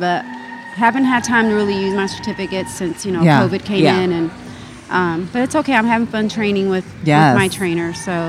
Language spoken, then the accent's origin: English; Tampa, Florida, United States; I'm from Tampa.